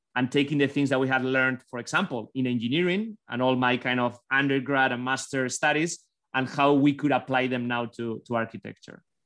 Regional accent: Basque Country, Spain; born or raised there; English is a second language; now in United States

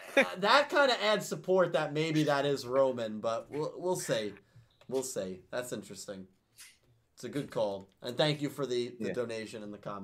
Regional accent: United States; we're from America.

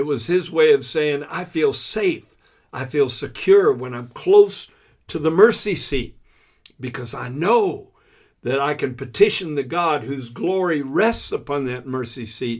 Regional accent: Florida, United States; moved away as an adult; I grew up in Florida from about the age of 11 to the age of 19.

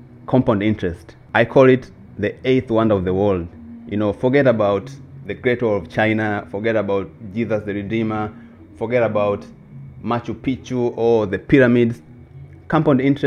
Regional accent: Makete, Njombe, Tanzania; I'm from the south of Tanzania, so there's a region called Makete.

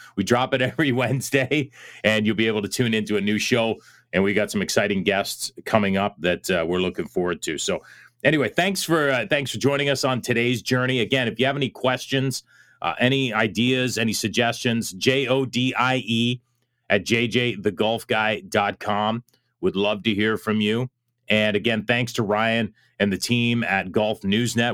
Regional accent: Canada; As a Canadian

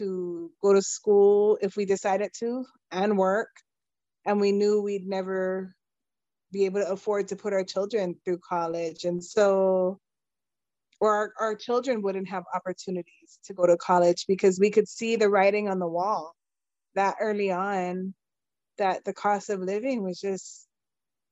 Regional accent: Kaneohe, Hawaii, United States; moved away as an adult; now in Gilbert, Arizona, United States; I am born and bred in Kaneohe on Oahu

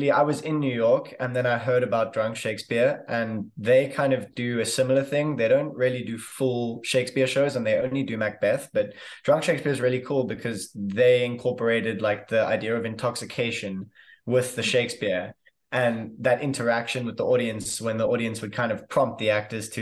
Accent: Cape Town, Western Cape, South Africa; I am an actor from Cape Town, South Africa.

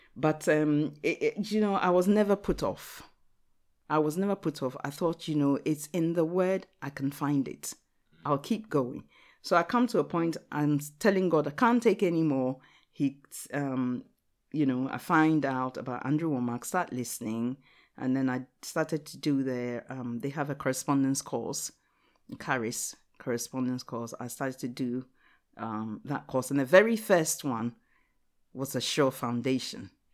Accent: Ghana; English is a second language; now in Watford, United Kingdom; I'm a Ghanaian

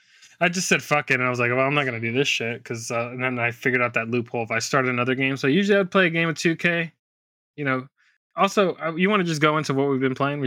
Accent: United Kingdom; I'm either going BMW M5 competition or the Corvette Z06, because I'm British.

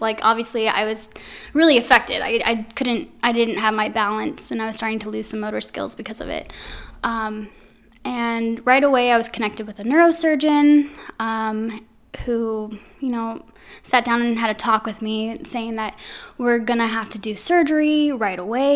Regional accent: Anaheim, California, United States; now in Quad Cities, United States; originally, I'm from Anaheim, California.

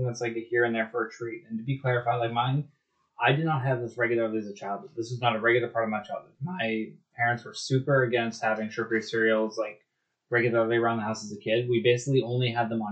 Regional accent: Canada; as a Canadian

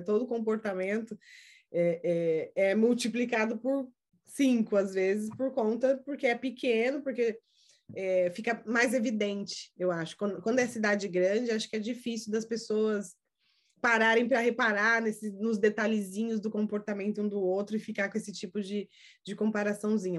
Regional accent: Brazil; now in United States; eu sou do Brasil, você também, do Brasil para cá, né, que uh, eu moro nos Estados Unidos

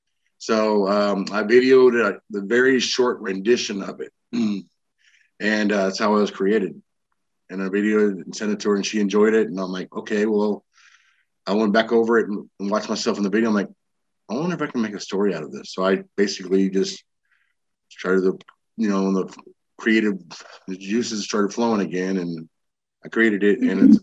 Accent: Texas, United States; also born or lived in Illinois / Arizona; I was born in Illinois, raised in all over Texas and Arizona. I was an Air Force brat, and I joined the Army.

